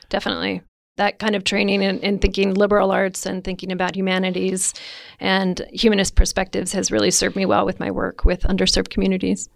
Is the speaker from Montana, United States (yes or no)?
yes; Missoula, Montana, United States; moved away as an adult; also born or lived in Indiana; I grew up in Missoula, up the Rattlesnake, and, um, you know, as a typical eighteen-year-old, couldn't wait to leave.